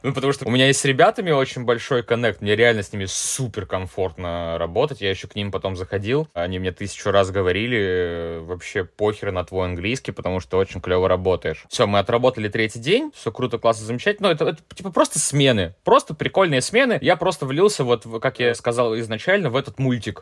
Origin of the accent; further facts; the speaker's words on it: Russia; moved away as an adult; now in Edinburgh, United Kingdom; я из России